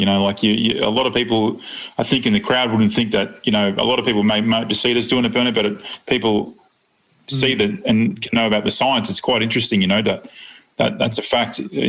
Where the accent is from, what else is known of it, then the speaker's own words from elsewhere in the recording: Australia; We're proud Aussies